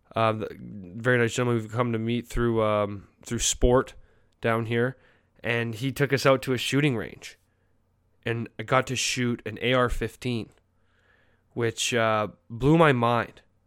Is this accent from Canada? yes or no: yes; Canada; now in United States; As a Canadian